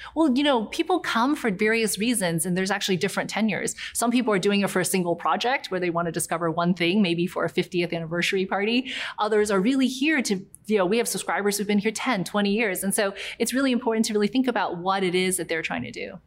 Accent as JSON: {"language": "English", "area": "near Charleston", "region": "South Carolina", "country": "United States", "tie": "born or raised there", "also_born_or_lived": "New York / Guangzhou (ancestry)", "said": "when I was six, I moved to a small town in near Charleston, South Carolina."}